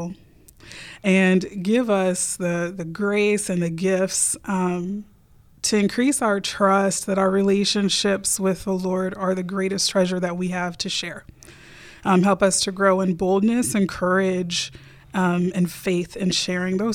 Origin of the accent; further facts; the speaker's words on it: Houston, Texas, United States; I grew up Baptist in Houston, Texas